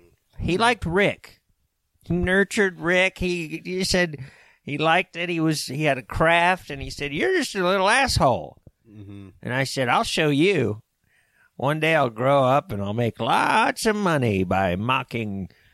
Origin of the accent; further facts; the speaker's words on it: Oklahoma, United States; accent: Oklahoma; My home state.